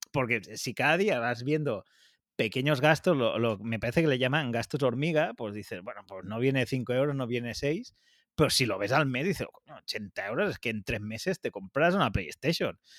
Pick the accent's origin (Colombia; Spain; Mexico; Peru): Spain; Catalonia; los dos somos autónomos catalanes